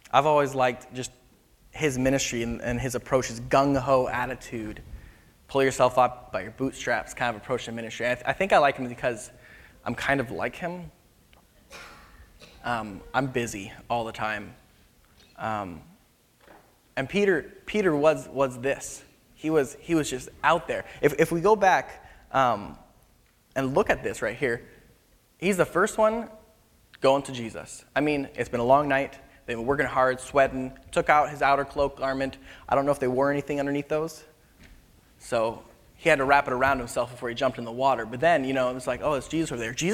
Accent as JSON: {"language": "English", "country": "Philippines", "tie": "born or raised there", "moved": "as an adult", "lives_now": "California, United States", "said": "So I grew up in the Philippines uh, from the time I was about two years old till pretty much exclusively, except for a couple, you know, a year here, here and there, um, until about I graduated from high school, and then I came back here to California"}